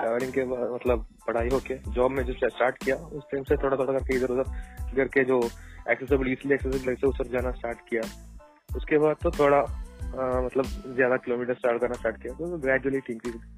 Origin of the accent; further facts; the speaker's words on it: Kerala, India; हम साउथ में है मैं केरला से हूँ